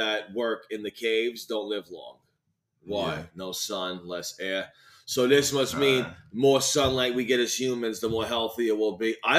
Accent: New York City, New York, United States; we're from New York

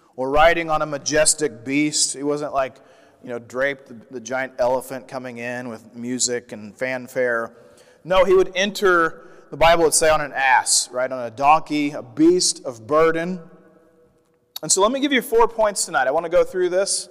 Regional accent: Midwest, United States; I grew up in the Midwest

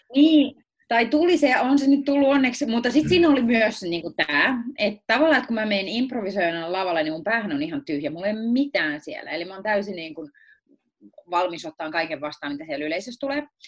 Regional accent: Akaa, Pirkanmaa, Finland; also born or lived in Tampere; mä olen syntynyt Tampereella ja ollut niin seitsemänvuotiaaksi asti asunut Tampereella eri puolilla Tampereella. Sitten me muutettiin Viialaan

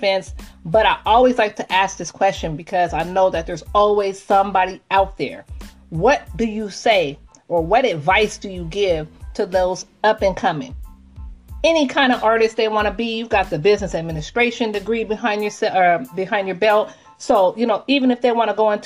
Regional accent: Seattle, Washington, United States; I'm from Seattle, Washington

